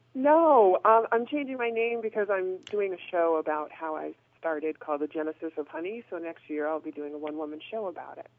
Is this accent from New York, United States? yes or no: no; Boston, Massachusetts, United States; I'm not from the Bay Area. I'm from Boston